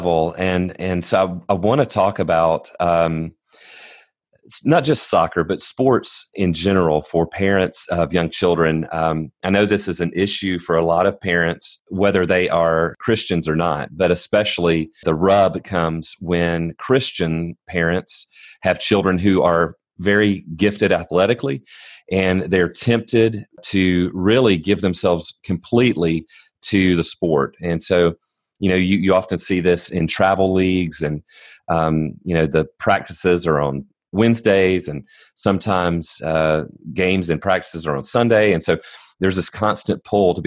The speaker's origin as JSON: {"language": "English", "area": "near Atlanta, the South", "region": "Georgia", "country": "United States", "tie": "born or raised there", "said": "I'm from near Atlanta"}